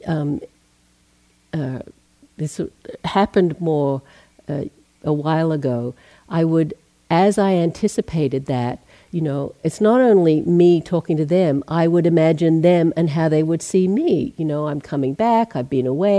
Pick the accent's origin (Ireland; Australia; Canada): Australia; also born or lived in Asia / England; now in United States; I'm Australian, born in Australia, left there in 1980